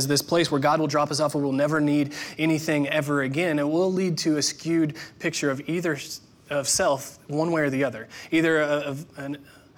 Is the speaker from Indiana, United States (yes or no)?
yes; Indiana, United States; I'm from the Midwest, Indiana specifically